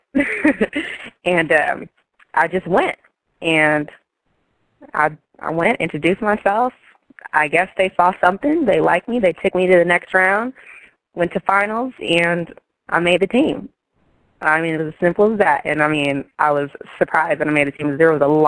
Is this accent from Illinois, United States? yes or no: no; Los Angeles, California, United States; moved away as an adult; also born or lived in Bay Area, California; I'm originally from Los Angeles, California